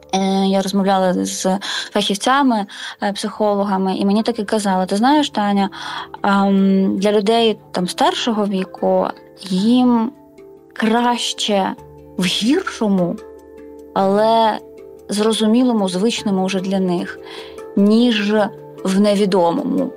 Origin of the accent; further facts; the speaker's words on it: Mariupol, Donetsk Oblast, Ukraine; moved away; я з Маріуполя